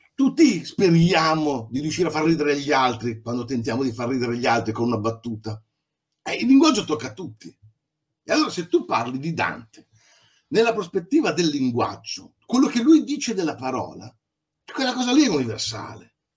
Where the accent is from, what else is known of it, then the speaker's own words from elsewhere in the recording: Emilia-Romagna, Italy; Adesso sono dalle mie parti